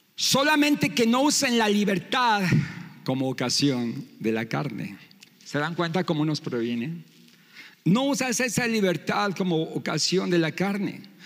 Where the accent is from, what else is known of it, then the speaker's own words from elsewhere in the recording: Mexico; nosotros como mexicanos